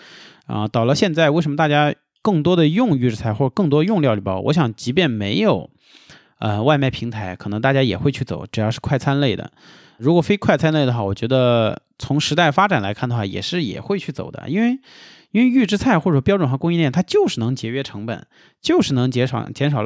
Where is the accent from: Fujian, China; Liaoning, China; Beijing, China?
Beijing, China; accent: Beijing (京味儿); moved away as an adult; now in Sichuan, China; 我也是北京的，我我高碑店的。